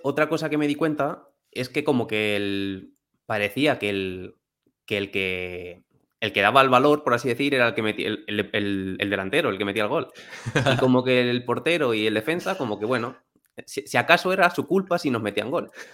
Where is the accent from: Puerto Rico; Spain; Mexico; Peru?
Spain; Alcázar de San Juan, Castilla-La Mancha; also born or lived in England; Yo soy de Alcázar de San Juan, que es un pueblo de Ciudad Real.